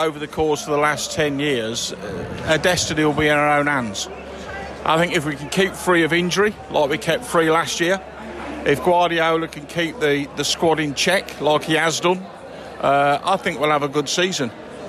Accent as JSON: {"language": "English", "region": "East Midlands", "country": "United Kingdom", "tie": "born there", "said": "Well, I'm from born in South Lincolnshire. I've been going to see City since 1968."}